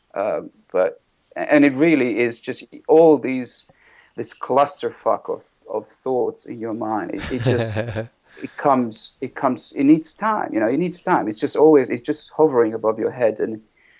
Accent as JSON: {"language": "English", "town": "Sarajevo", "region": "Federation of Bosnia and Herzegovina", "country": "Bosnia & Herzegovina", "tie": "born or raised there", "also_born_or_lived": "Zurich, Switzerland", "moved": "yes", "lives_now": "London, United Kingdom", "said": "my hometown Sarajevo is surrounded by massive mountains. And then when I moved from there to Switzerland, to Zurich"}